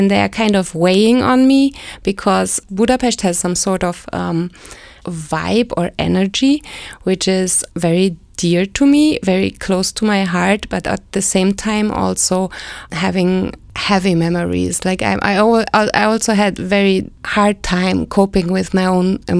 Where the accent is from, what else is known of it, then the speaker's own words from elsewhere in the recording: Berlin, Germany; I grew up in West Berlin. And then I decided to go study there by by the age of 20 I moved there.